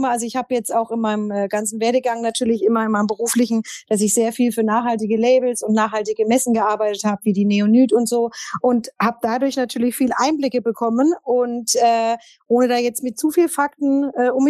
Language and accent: German; Berlin, Germany; ich komme aus Berlin, bin Modedesignerin und Textildesignerin